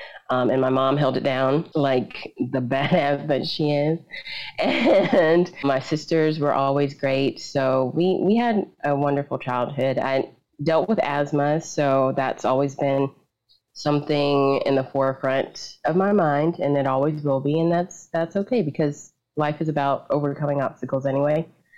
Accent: Columbia, South Carolina, United States; also born or lived in Fort Bragg; But I was born in North Carolina, and then we moved to Columbia, South Carolina, and that's where we were really raised, me and my sisters

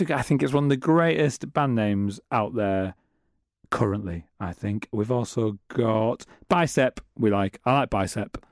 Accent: Middlesbrough, North East England, United Kingdom; I'm from Middlesbrough.

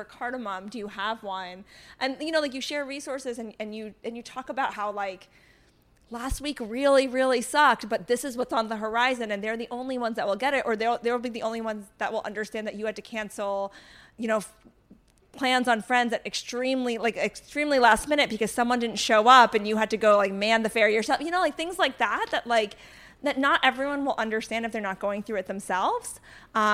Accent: North Carolina, United States; I grew up in North Carolina

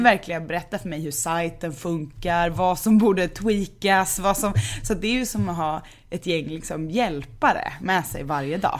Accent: Gothenburg, Västra Götaland, Sweden; Änggården, där jag är uppvuxen

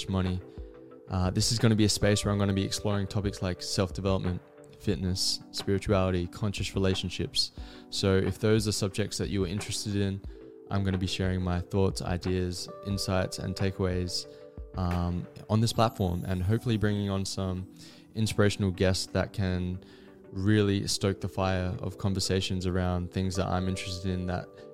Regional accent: Adelaide, South Australia, Australia; I'm from Adelaide, South Australia, and I grew up with two older sisters

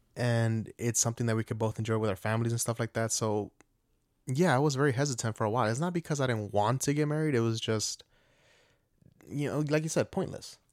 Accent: Atlanta, Georgia, United States; moved away

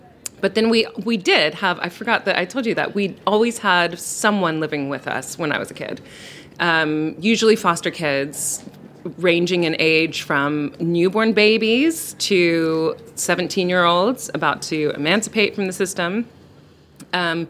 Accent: north of Seattle, Washington, United States; moved away as an adult; now in London, United Kingdom; I'm from north of Seattle in Washington State

